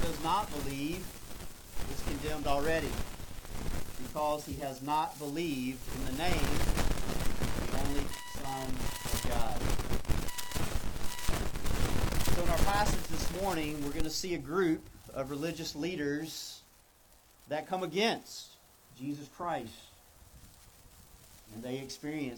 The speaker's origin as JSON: {"language": "English", "region": "North Carolina", "country": "United States", "tie": "born or raised there", "moved": "as an adult", "lives_now": "South Florida, United States", "said": "my hometown there in North Carolina"}